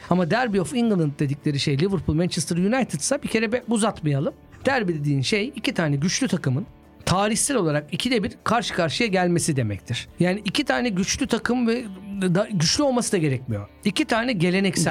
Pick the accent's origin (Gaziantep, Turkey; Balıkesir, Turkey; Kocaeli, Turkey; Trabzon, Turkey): Gaziantep, Turkey; Antep; Ben küçükken Fenerbahçeliyim. Sokakta çok bir şey yok Antep'te